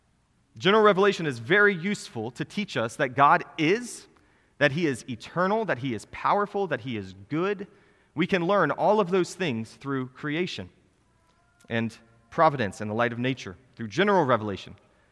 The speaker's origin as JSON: {"language": "English", "region": "Iowa", "country": "United States", "tie": "born or raised there", "said": "I grew up in Iowa. It was flat, and most of the roads were in a grid."}